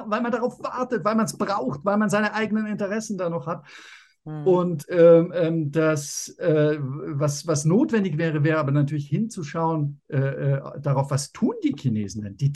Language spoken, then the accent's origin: German; Germany